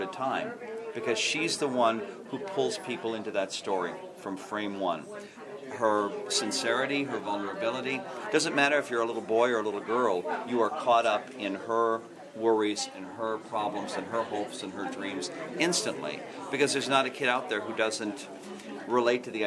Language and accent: English; Wisconsin, United States; moved away; I'm originally from Wisconsin, and I was home 2 weeks ago